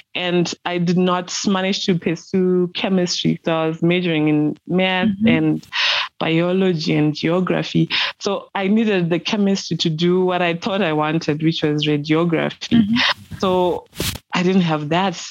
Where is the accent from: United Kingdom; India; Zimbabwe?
Zimbabwe; Mashonaland Central; Zimbabwean, born and bred in Mashonaland Central Province of Zimbabwe